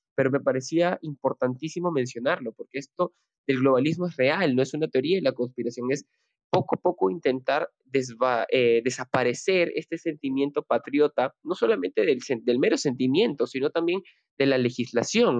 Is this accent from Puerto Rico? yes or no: no; Peru; desde acá, desde Perú y como latinoamericano